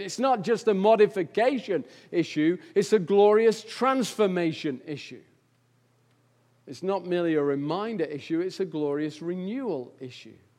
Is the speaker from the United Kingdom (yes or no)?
yes; England, United Kingdom; I'm English